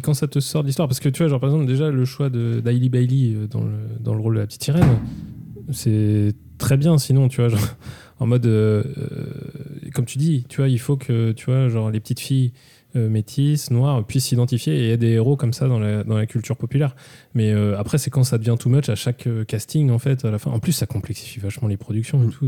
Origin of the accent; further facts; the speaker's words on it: Brittany, France; chez les Retourneurs, on est, on est des Bretons on l'affirme, on est, on est des purs sang